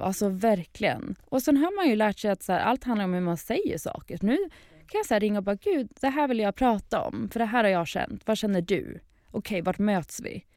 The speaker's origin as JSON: {"language": "Swedish", "country": "Sweden", "also_born_or_lived": "Lisbon, Portugal", "moved": "as an adult", "lives_now": "England, United Kingdom", "said": "jag som svensk"}